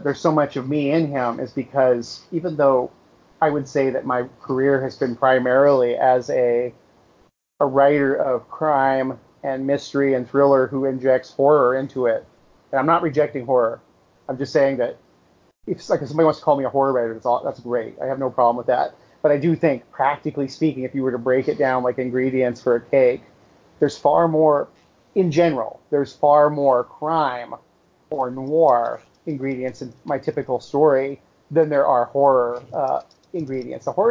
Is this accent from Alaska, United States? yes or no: yes; Alaska, United States; moved away as an adult; now in New York, United States; I'm from Alaska